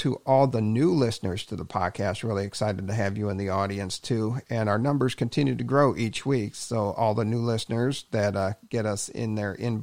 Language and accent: English; Cleveland, Ohio, United States; I grew up in the Cleveland area.